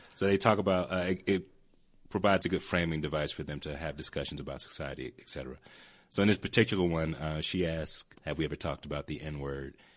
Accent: Atlanta, Georgia, United States; moved away; growing up in Atlanta, you know, I was around enough people who like wanted to fight me

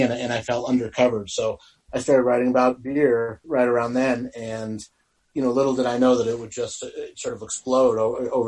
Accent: Denver, Colorado, United States; also born or lived in California; I'm from Colorado, from Denver originally, and I had moved to California for about 5 years and came back in 2007.

